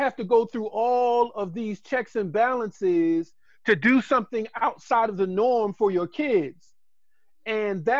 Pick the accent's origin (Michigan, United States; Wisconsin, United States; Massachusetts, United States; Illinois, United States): Massachusetts, United States; Boston; moved away as an adult; now in Baltimore, United States; Originally, I'm from Boston, and I was a transplant here, came through Morgan